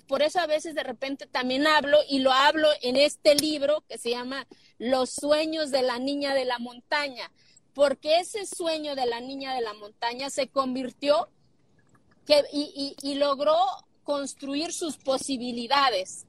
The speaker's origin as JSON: {"language": "Spanish", "region": "Oaxaca", "country": "Mexico", "tie": "born or raised there", "moved": "yes", "said": "cuando tenía 27 años quise ser presidenta municipal de mi pueblo."}